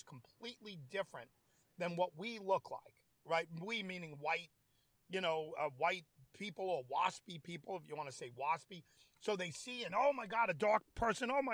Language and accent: English; New York, United States; I'm from New York